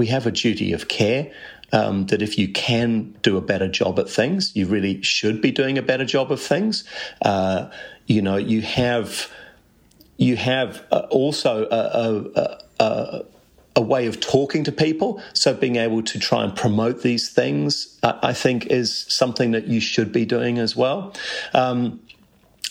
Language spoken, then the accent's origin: English; Canterbury, New Zealand; I grew up in Canterbury